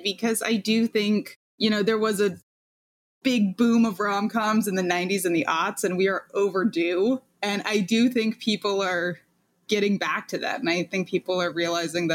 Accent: Los Angeles, California, United States; moved away; also born or lived in New York; I'm from Los Angeles, land of 72 and sunny

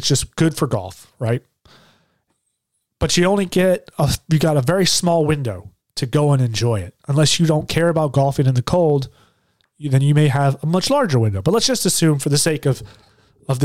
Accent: Michigan, United States; moved away; Michigan's my home state. I love Michigan.

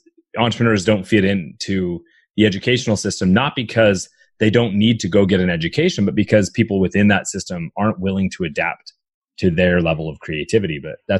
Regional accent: Canada; So, you know, growing up in Canada, you realize, man, I'm not an employee.

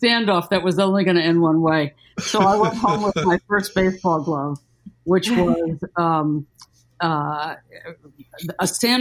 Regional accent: Long Island, New York, United States; I grew up on Long Island

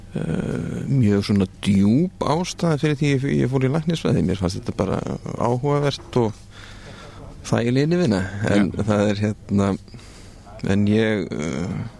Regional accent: Reykjavík, Capital Region, Iceland; moved away as an adult; also born or lived in United Kingdom; ég er nú bara úr Reykjavík um, Ég er sem sagt fættur 1975 um, ólst upp í Vesturbænum

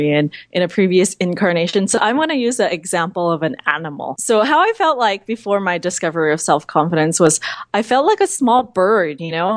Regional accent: San Francisco, California, United States; I'm a Chinese American. I grew up in San Francisco, actually right next to Chinatown

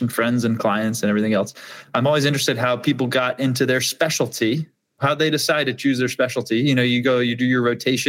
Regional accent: California, United States; moved away; I grew up in California

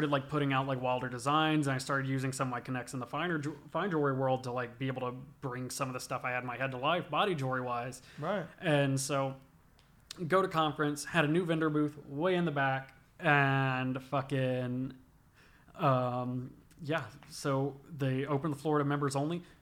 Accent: the South, United States; Growing up in the South, listening to a lot of rap

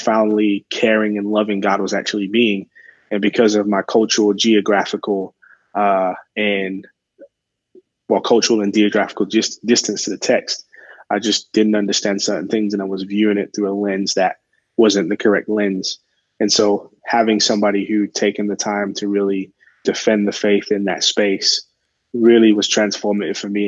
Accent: England, United Kingdom; now in Arizona, United States; I'm originally from England.

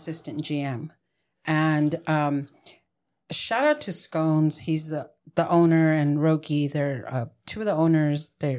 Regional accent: San Diego, California, United States; I was raised in Barrio Logan. Mm. Very rough neighborhood.

